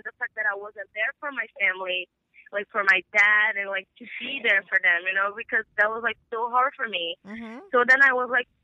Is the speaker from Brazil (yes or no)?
yes; Brazil; moved away; because I'm from Brazil